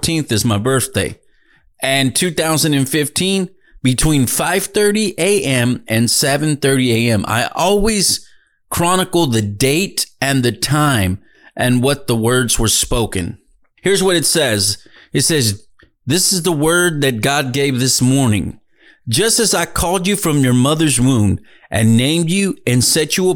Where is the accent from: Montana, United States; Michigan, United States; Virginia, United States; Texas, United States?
Texas, United States; Dallas; moved away as an adult; now in Edinburg, United States; I was in Dallas, Texas. That was my hometown. That was where I was born and raised.